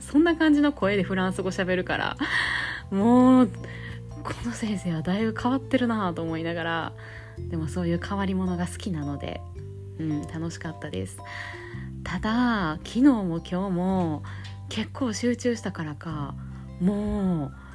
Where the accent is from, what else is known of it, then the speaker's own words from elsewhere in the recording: Kansai, Japan; accent: Kansai dialect; ちょっと関西弁出ちゃったわ